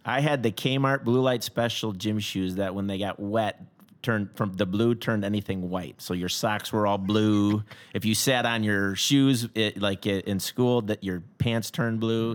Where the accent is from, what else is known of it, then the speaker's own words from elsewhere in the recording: Schaumburg, Illinois, United States; also born or lived in Crystal Lake / Elgin; I grew up in Schaumburg, uh, my whole life